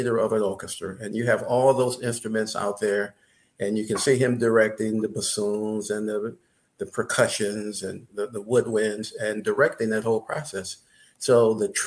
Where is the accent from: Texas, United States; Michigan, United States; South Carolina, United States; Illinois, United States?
Michigan, United States; growing up in Michigan